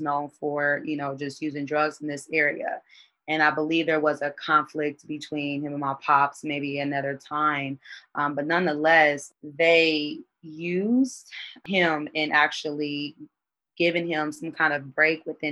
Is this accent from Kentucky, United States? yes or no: no; Indianapolis, Indiana, United States; I'm from Indianapolis, Indiana